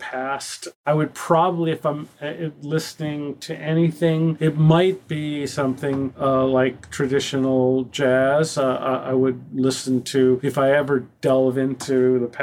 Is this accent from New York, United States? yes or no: no; Boston, Massachusetts, United States; I grew up in Boston and would always, as a kid, go to Boston Symphony Hall